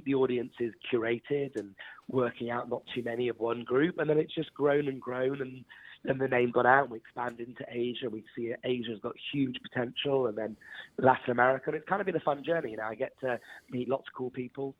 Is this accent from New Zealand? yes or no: no; Wales, United Kingdom; I'm actually Welsh